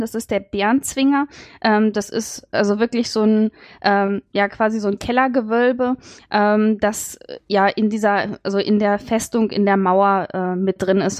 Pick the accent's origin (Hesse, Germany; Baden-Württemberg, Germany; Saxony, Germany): Saxony, Germany; Dresden; ich komme auch aus Dresden